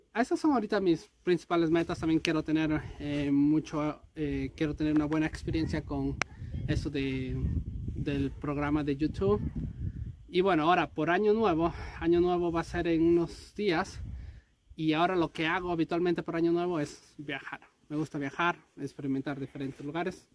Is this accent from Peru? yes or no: yes; Peru; moved away; cuando estaba en Perú con mi familia